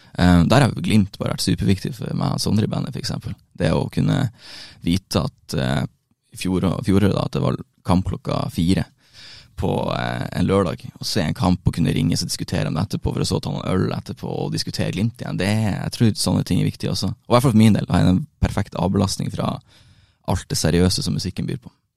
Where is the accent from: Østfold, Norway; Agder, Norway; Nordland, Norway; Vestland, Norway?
Nordland, Norway; Bodø; moved away as an adult; now in Oslo, Norway; hjemme i Bodø.